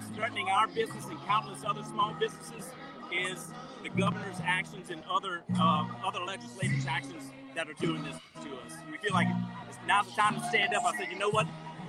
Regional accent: New Iberia, Louisiana, United States; New Iberia.

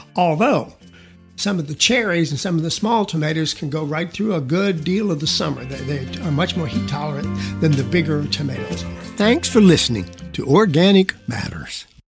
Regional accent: South Georgia, United States; now in Texas, United States; I was raised in South Georgia most of my young years

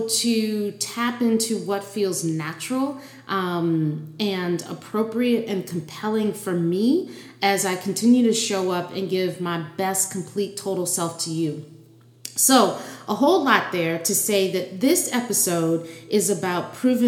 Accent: New Orleans, Louisiana, United States; moved away; also born or lived in New York City; growing up in Louisiana with the Southern heritage

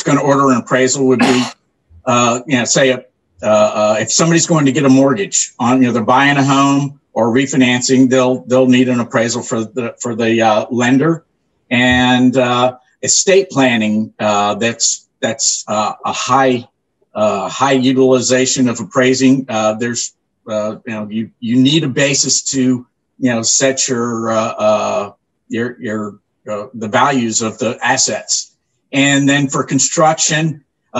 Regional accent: Orlando, Florida, United States; also born or lived in New Smyrna Beach, Florida; I grew up here in Central Florida, Orlando, and New Smyrna Beach, since the early 70s

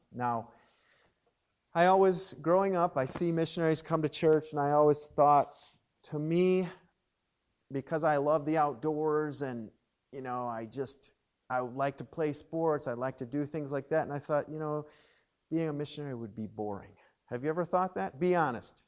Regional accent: Watertown, Wisconsin, United States; I grew up in Watertown, Wisconsin, and uh, was born at St. Mary's Hospital there in Watertown

